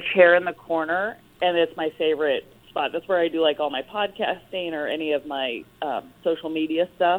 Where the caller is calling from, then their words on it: Los Angeles, California, United States; Los Angeles.